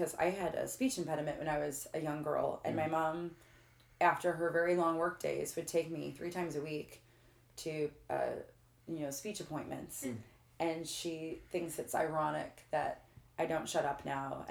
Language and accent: English; Granite City, Illinois, United States; I'm from Granite City, Illinois